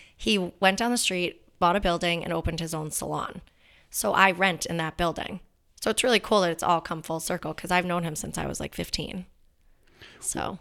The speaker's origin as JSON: {"language": "English", "town": "Danvers", "region": "Massachusetts", "country": "United States", "said": "I'm from Danvers. My dad still lives there."}